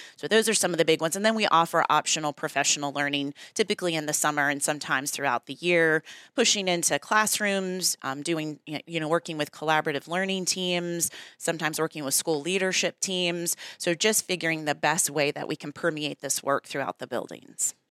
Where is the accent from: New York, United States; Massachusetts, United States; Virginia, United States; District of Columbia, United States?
Virginia, United States; Newport News; So I grew up in Newport News, actually. Went to all of the Newport News public schools